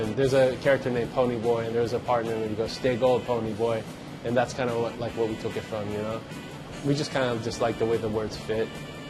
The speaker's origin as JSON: {"language": "English", "town": "Washington", "region": "District of Columbia", "country": "United States", "tie": "born or raised there", "moved": "yes", "lives_now": "Oakland, United States", "said": "I grew up in Washington, D.C. area."}